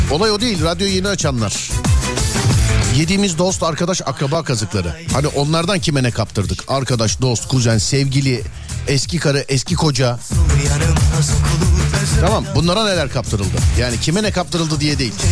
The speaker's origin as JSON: {"language": "Turkish", "region": "Ankara", "country": "Turkey", "said": "Neredensiniz abicim siz? Ankara abi. Ankara'dan."}